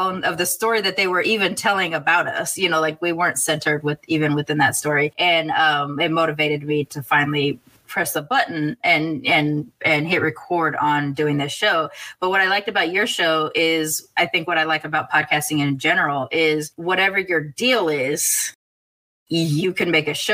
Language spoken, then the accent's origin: English; United States; I'm American, but both of my grandmothers are from other countries